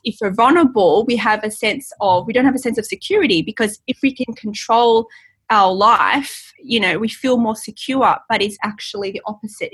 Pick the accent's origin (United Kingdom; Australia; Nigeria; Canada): Australia; in Australia, we go by the English spelling, not the American